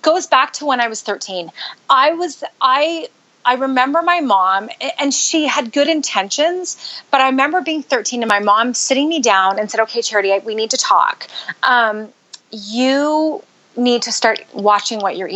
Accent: Canada; moved away as an adult; also born or lived in Utah, United States; now in United States; I grew up in Canada

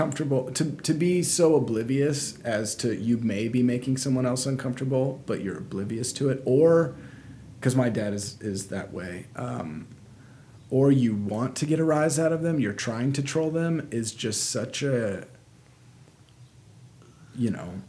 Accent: South Carolina, United States; I'm from South Carolina, and so when I go back around those people, I had folks in Alabama, my accent will start to come out

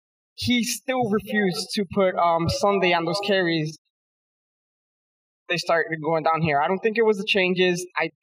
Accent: Orlando, Florida, United States; I'm from Orlando, Florida.

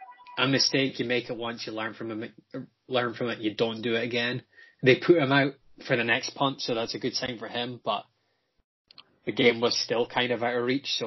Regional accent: United Kingdom; because I'm British.

